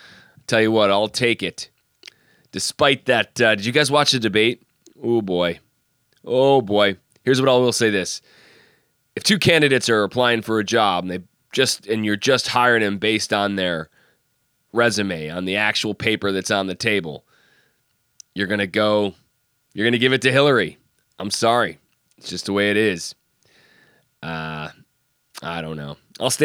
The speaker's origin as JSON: {"language": "English", "town": "Syracuse", "region": "New York", "country": "United States", "tie": "born or raised there", "moved": "as an adult", "lives_now": "Nantucket, United States", "said": "So I grew up in Syracuse, New York."}